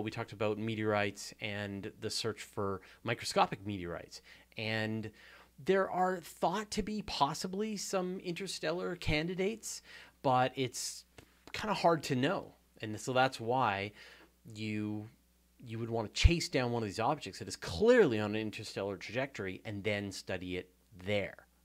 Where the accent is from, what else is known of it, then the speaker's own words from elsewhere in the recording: Hornby Island, British Columbia, Canada; also born or lived in Vancouver Island; I grew up on Hornby Island